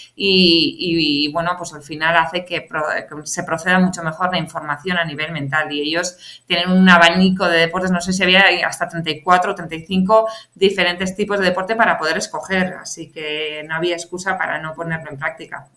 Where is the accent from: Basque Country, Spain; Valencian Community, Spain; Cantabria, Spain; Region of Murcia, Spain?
Basque Country, Spain; San Sebastián; moved away as an adult; also born or lived in Madrid; yo soy de Donosti, me vine a Madrid